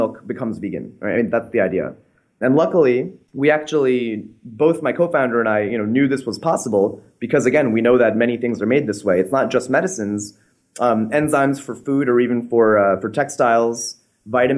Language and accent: English; Connecticut, United States; I grew up in Connecticut as a fairly normal American kid